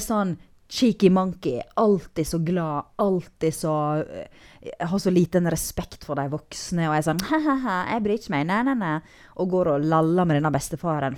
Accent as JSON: {"language": "Norwegian", "area": "Nordfjord", "region": "Vestland", "country": "Norway", "said": "jeg er nordfjording"}